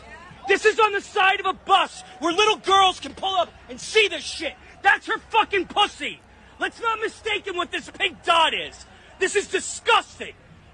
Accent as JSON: {"language": "English", "town": "Philadelphia", "region": "Pennsylvania", "country": "United States", "said": "I'm from Philly."}